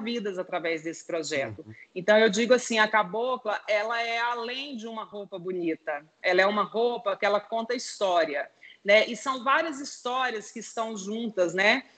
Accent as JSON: {"language": "Portuguese", "region": "Goiás", "country": "Brazil", "said": "Nós três somos de Goiás"}